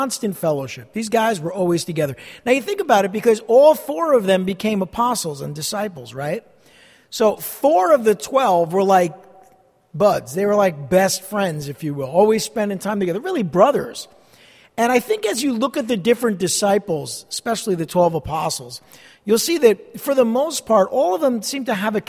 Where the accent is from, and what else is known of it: New Jersey, United States